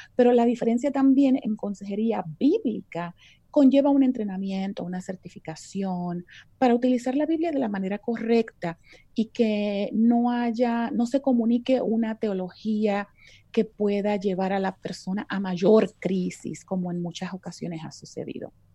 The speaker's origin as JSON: {"language": "Spanish", "country": "Puerto Rico", "moved": "as an adult", "lives_now": "Texas, United States", "said": "soy puertorriqueña de pura cepa, como diríamos en la isla"}